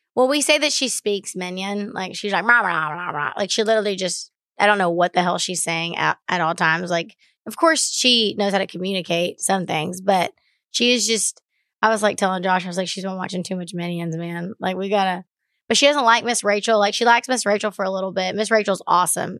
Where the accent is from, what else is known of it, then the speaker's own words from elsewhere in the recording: Baytown, Texas, United States; I grew up in Baytown, Texas